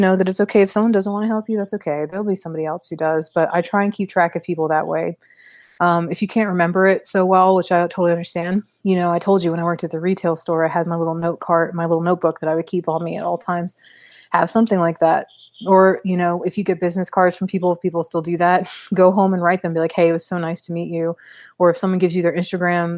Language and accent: English; Maryland, United States; moved away as an adult; now in Missouri, United States; I'm from Maryland